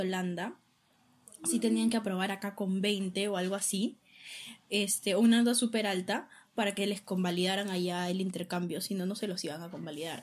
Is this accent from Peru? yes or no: yes; Peru; éramos cinco peruanos